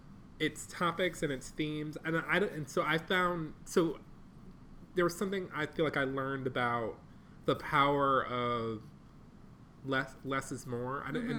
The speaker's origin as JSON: {"language": "English", "town": "Detroit", "region": "Michigan", "country": "United States", "said": "I'm from Detroit, Michigan"}